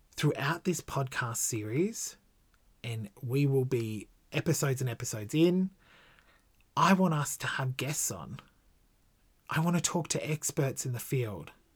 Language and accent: English; Gold Coast, Queensland, Australia; I was born on the Gold Coast in nineteen eighty-six.